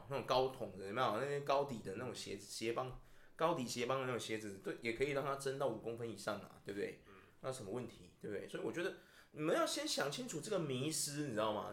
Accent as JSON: {"language": "Chinese", "region": "Taichung", "country": "Taiwan", "said": "我们台中刚刚有两百八十，大台中有两百八十万人"}